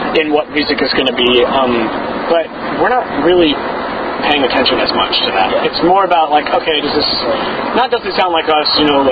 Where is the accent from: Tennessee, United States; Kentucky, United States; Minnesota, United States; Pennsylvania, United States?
Tennessee, United States; Nashville; also born or lived in California; He and I were born in California, but we consider ourselves Nashvillians. We're all from Nashville